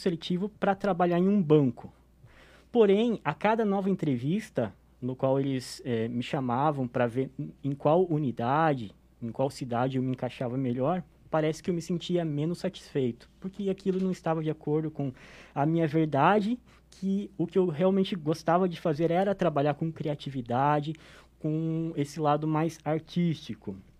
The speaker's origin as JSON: {"language": "Portuguese", "town": "São Bento do Sul", "region": "Santa Catarina", "country": "Brazil", "tie": "born or raised there", "said": "Eu sou natural de São Bento do Sul"}